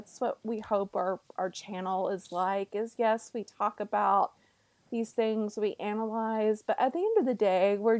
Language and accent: English; the South, United States; I'm from the South